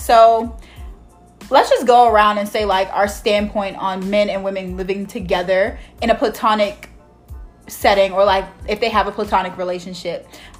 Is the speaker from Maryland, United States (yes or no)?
yes; Baltimore, Maryland, United States; I am born and raised in Baltimore, Maryland, the West Side specifically. I am a product of Baltimore City Public Schools.